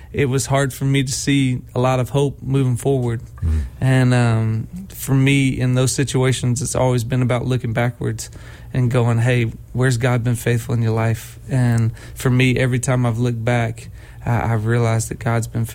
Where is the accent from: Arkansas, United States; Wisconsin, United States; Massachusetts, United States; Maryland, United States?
Arkansas, United States; moved away as an adult; now in Nashville, United States; I grew up in Arkansas, been in Nashville for 16 years now.